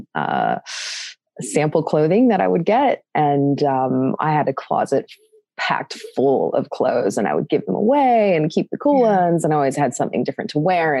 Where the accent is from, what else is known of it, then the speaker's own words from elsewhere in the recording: California, United States; also born or lived in San Diego; So I grew up in California. I'm half Australian.